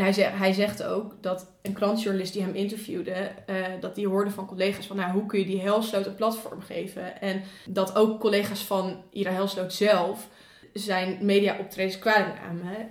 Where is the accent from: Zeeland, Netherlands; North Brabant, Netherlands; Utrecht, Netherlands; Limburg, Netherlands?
Utrecht, Netherlands; Leusden; moved away; Ik kom uit Leusden.